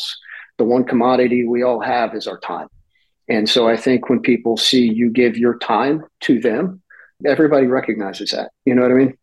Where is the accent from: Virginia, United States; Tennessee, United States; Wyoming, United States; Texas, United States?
Texas, United States; Houston; growing up in Houston, the 70s and the 80s